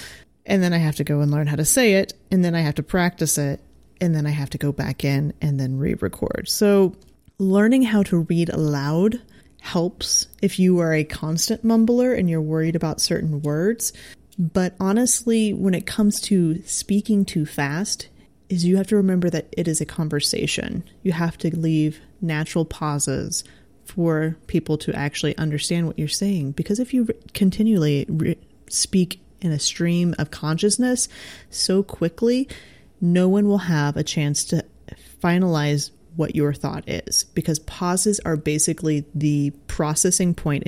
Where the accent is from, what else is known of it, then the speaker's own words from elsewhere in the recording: Midwest, United States; I think both you and I have a slight advantage with the fact that we're from the Midwest.